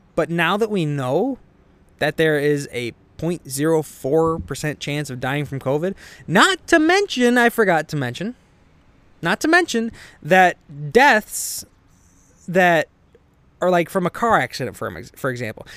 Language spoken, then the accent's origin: English; Illinois, United States; I am from Illinois